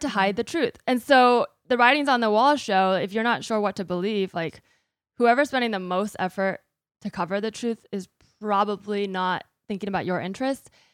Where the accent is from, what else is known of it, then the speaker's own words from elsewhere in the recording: United States; I am American, I'm a U S citizen